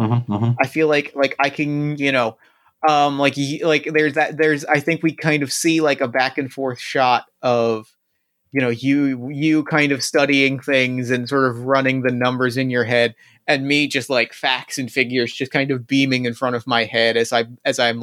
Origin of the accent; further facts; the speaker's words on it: New Jersey, United States; I grew up in New Jersey, which is literally the diner capital of the world